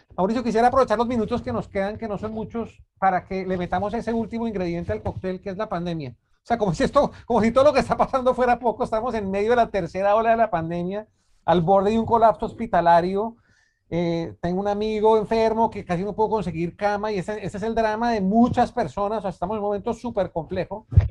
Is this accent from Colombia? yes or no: yes; Colombia; nosotros como colombianos